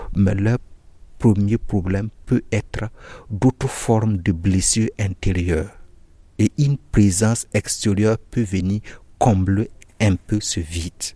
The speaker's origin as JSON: {"language": "French", "country": "Burkina Faso", "moved": "as an adult", "lives_now": "Mao, Chad", "said": "je viens du Burkina"}